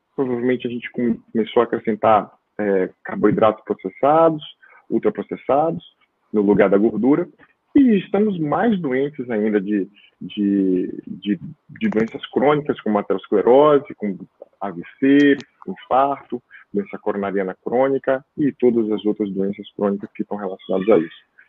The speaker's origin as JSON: {"language": "Portuguese", "town": "Itabuna", "region": "Bahia", "country": "Brazil", "tie": "born or raised there", "also_born_or_lived": "Petrópolis / São Paulo", "moved": "as an adult", "said": "Hoje eu moro na Bahia desde 2007, eu voltei para cá, para Bahia, na minha cidade Natal, estou em Itabuna, sul da Bahia"}